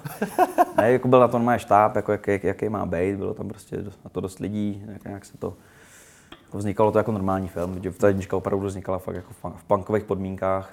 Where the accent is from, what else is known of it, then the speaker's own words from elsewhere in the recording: Rumburk, Ústí nad Labem Region, Czechia; vyrůstal jsem prostě na malém městě v Rumburku